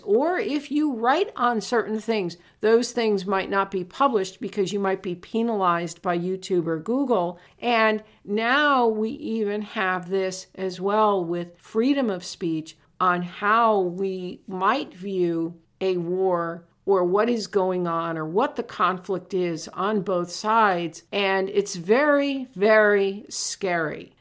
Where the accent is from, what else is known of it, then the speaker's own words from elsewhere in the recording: Connecticut, United States; I'm from Connecticut